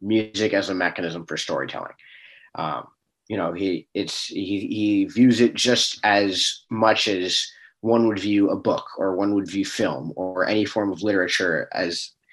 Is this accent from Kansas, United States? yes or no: no; Bellevue, Washington, United States; I actually grew up in Bellevue